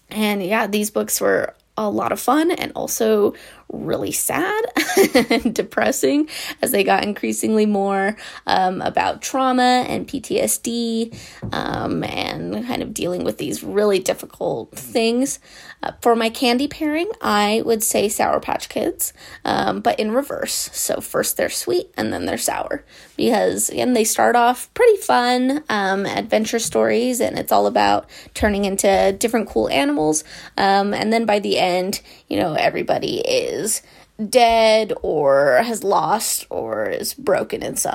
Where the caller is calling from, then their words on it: Provo, Utah, United States; I'm calling from Provo, Utah.